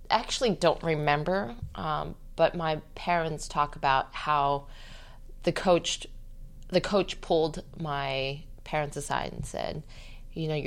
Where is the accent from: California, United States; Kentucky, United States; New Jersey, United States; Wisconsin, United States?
California, United States; Torrance; Torrance, California.